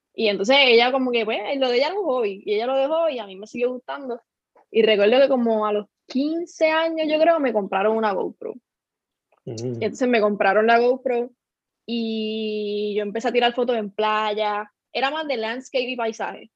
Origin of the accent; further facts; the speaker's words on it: Lajas, Puerto Rico; soy de Laja, tengo 21 años